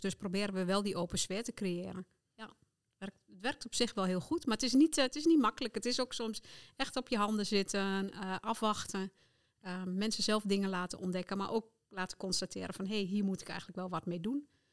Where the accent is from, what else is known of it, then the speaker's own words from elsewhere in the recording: Netherlands; ik als Nederlander